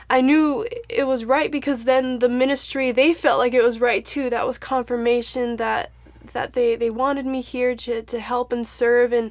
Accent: Chihuahua, Mexico; moved away as an adult; now in Winter Garden, United States; I grew up in Chihuahua, Mexico

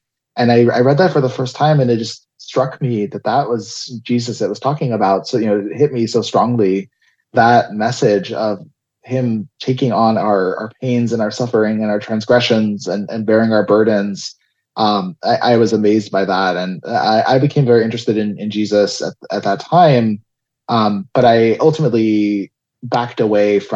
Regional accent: South Florida, United States; moved away as an adult; also born or lived in Tel Aviv, Israel; I grew up in South Florida. I was born in Israel, in Tel Aviv, moved when I was about 3 and a half to the United States in Florida, grew up down there in South Florida until the end of high school

